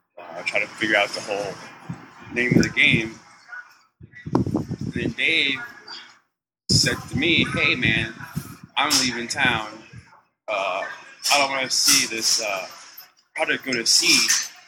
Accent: Washington, District of Columbia, United States; now in New Orleans, United States; I'm originally from Washington, D.C. But way in a lot of different places.

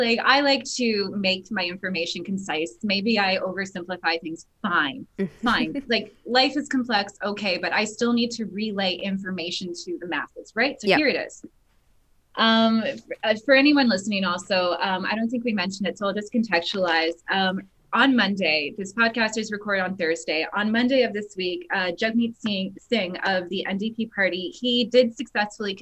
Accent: Canada; I'm Dutch Canadian

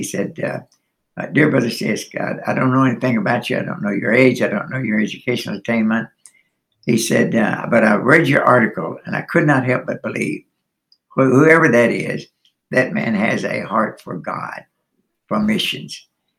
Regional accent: Western Kentucky, United States; moved away as an adult; also born or lived in Gary, Indiana; I was born and reared in Western Kentucky. My dad was a coal miner.

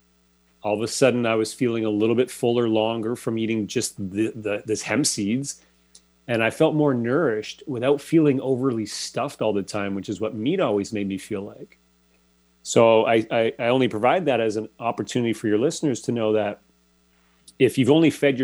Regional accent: Toronto, Ontario, Canada; moved away as an adult; I'm originally from Toronto, so pretty big city setting.

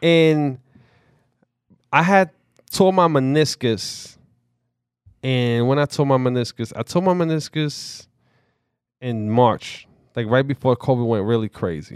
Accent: New York City, New York, United States; I grew up in the Bronx

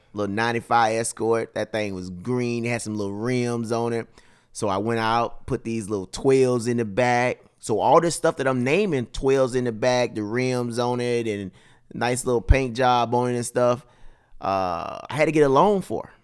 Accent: Mississippi, United States; born or raised there; moved away

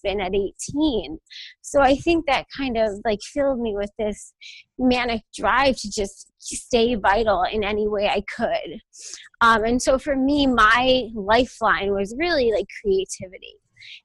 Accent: Connecticut, United States; also born or lived in New York; I'm from Connecticut. And that's kind of where I've been.

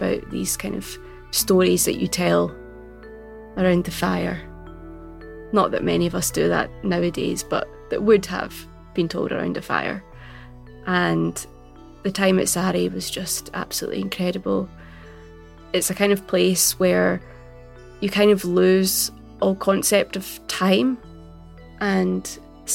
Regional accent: Glasgow, Scotland, United Kingdom; I am a writer from Glasgow, writing in both Gaelic and English

